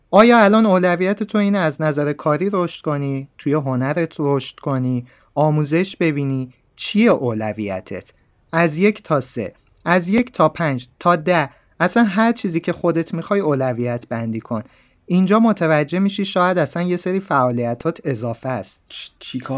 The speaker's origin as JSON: {"language": "Persian", "country": "Iran", "said": "نفهمن من ایرانیم"}